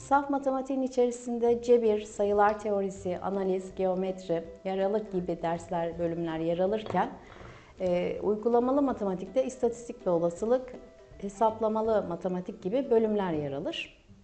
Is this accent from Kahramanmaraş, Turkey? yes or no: yes; Kahramanmaraş, Turkey; Kahramanmaraş doğumluyum.